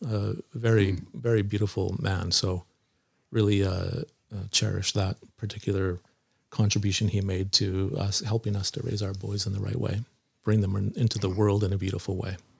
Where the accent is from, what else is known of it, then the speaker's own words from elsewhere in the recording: Nanaimo, British Columbia, Canada; so I grew up in Nanaimo here on Vancouver Island, a island on the west coast of Canada in British Columbia